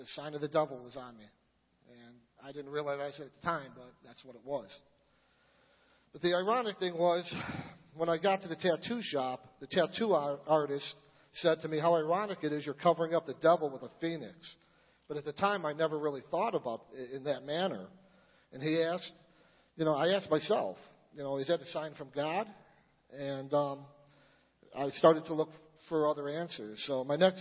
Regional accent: Niles, United States; I grew up in Niles.

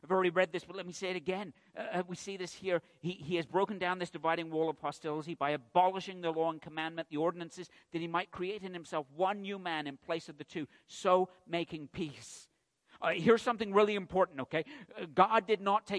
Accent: England, United Kingdom; I'm from England

